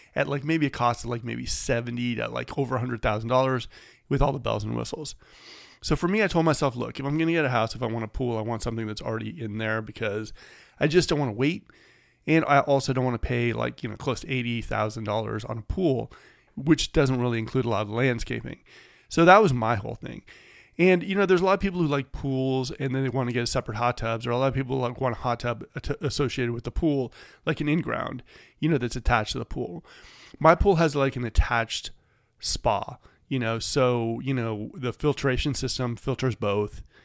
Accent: Bay Area, California, United States; now in Sacramento, United States; I grew up in the Bay Area.

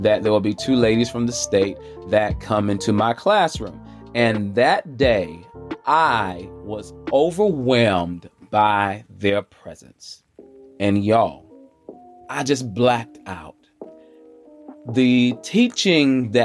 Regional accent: Charlotte, North Carolina, United States; I'm coming from the South, the Queen City, Charlotte, North Carolina, the QC

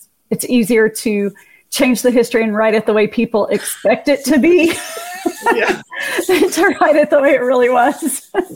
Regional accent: Oklahoma, United States; here in Oklahoma, which is my home state

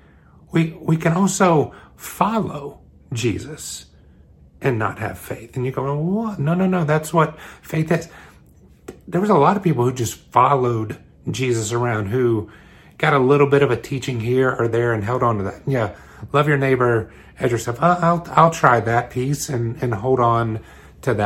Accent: New York, United States; I live in New York. I'm from Long Island City

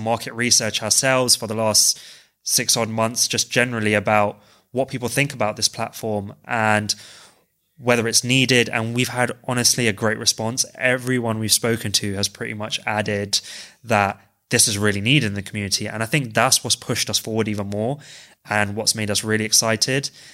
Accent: London, United Kingdom; I'm originally from West London

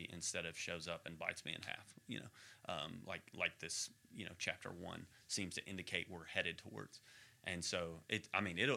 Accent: Texas, United States; moved away; also born or lived in Arkansas; I am a Texan

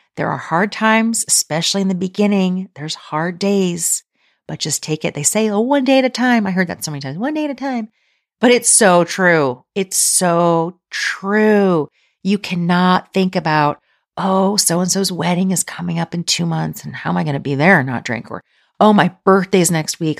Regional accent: outside Philadelphia, Pennsylvania, United States; now in Kentucky, United States; I grew up outside Philly

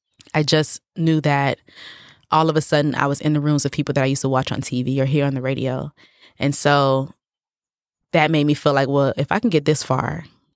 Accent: United States; I am Nigerian American.

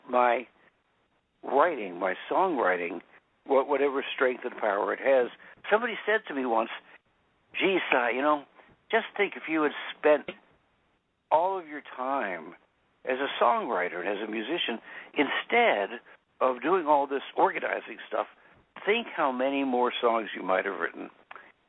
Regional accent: Central Pennsylvania, United States; I was born in Central Pennsylvania, on the edge of the anthracite fields

